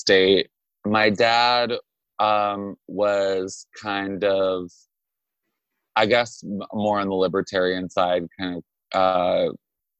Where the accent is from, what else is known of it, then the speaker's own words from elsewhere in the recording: Juneau, Alaska, United States; moved away as an adult; now in New York, United States; I was born in Juneau, Alaska in 1989. and I grew up there my whole life